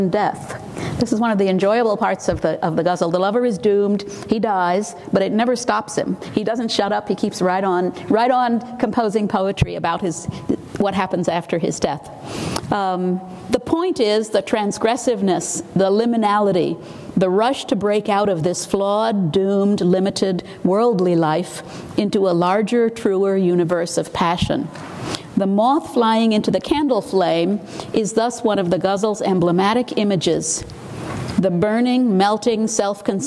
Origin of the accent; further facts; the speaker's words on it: Arkansas, United States; I'm from Arkansas. I started studying Hindi at 20 and Urdu at 22